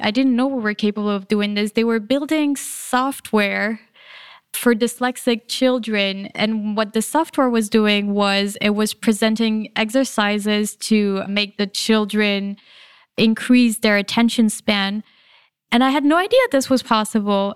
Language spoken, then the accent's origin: English; France; moved away; I grew up in France, and it's a bit different in France.